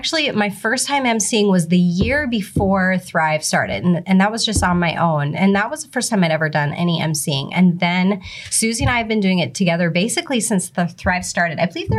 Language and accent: English; Fergus Falls, Minnesota, United States; I'm from Fergus Falls, Minnesota.